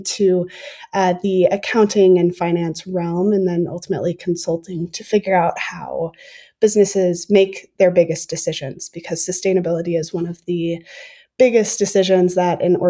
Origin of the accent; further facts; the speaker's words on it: Minnesota, United States; I grew up in Minnesota